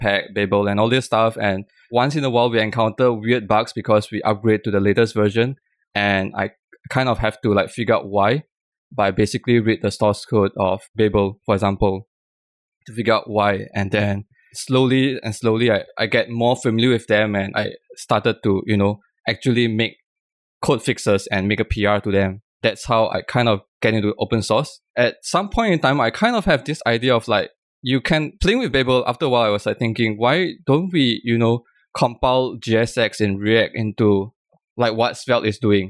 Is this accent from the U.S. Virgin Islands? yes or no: no; Malaysia; now in Singapore; I'm originally from Malaysia